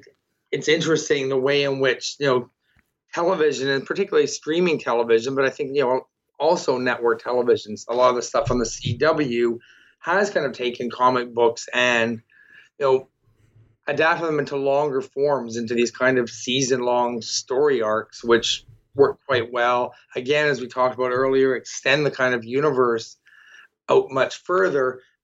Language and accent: English; Toronto, Ontario, Canada; I'm from Toronto, and I'm someone who read the Scott Pilgrim comics going through and looking, and I recognize that spot